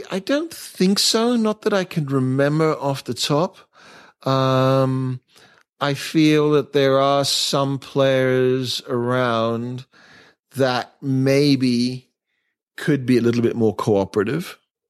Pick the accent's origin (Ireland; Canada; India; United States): India; also born or lived in Asia; I think that's a legacy of growing up in Asia and growing up in India and seeing it all and being very fortunate with my parents.